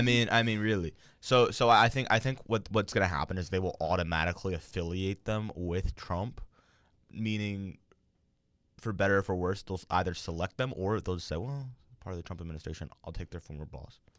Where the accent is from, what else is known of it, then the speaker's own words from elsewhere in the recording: Maryland, United States; my home state, Maryland